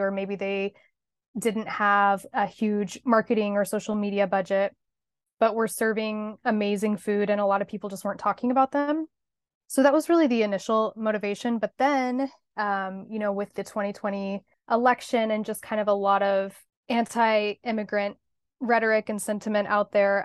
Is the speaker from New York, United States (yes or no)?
no; Hutchinson, Kansas, United States; moved away as an adult; also born or lived in Los Angeles, California; now in Kansas City, United States; I grew up in Hutchinson, Kansas, but went to California for college